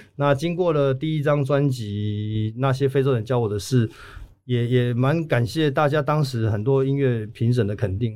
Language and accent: Chinese; Chiayi, Taiwan; first language Taiwanese Hokkien; 我们台语才是我们自，在嘉义真的比较